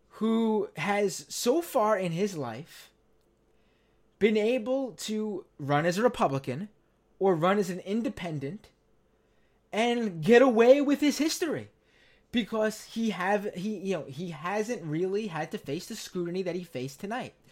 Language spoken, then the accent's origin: English; New York City, New York, United States; I am a lifelong New Yorker, born and raised in Queens, New York